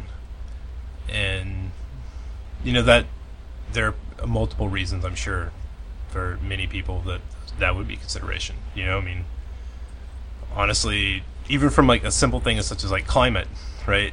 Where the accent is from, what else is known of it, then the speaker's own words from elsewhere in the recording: the South, United States; moved away as an adult; also born or lived in Virginia; I grew up and I was born in the South, but I tried to get out of the South